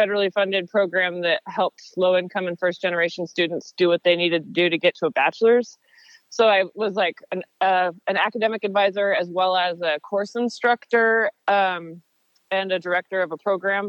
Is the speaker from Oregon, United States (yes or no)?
yes; Portland, Oregon, United States; I was born in Portland, Oregon. I'm a fifth generation Oregonian